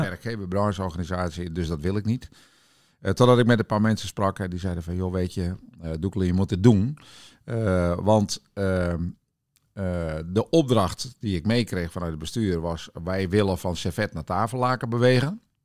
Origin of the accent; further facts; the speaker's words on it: Witmarsum, Friesland, Netherlands; moved away; Ik ben opgegroeid in eh, de wereldstad Witmarsum. Ja. Dat is een klein dorpje in het, in het noorden van Friesland tussen Bolsward en Sneek